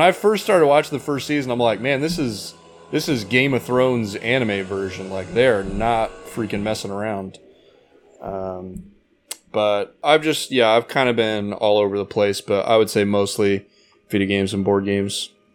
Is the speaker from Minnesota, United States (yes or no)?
no; Indiana, United States; moved away as an adult; also born or lived in Arizona; now in California, United States; I grew up in Indiana